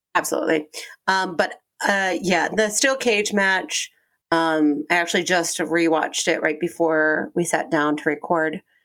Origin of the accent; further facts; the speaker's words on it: Aurora, Colorado, United States; No, Aurora, Colorado.